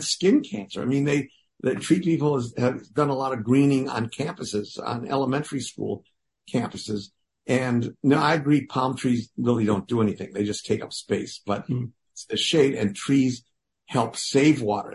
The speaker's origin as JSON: {"language": "English", "region": "Wisconsin", "country": "United States", "tie": "born or raised there", "moved": "yes", "lives_now": "Los Angeles, United States", "said": "growing up in Wisconsin"}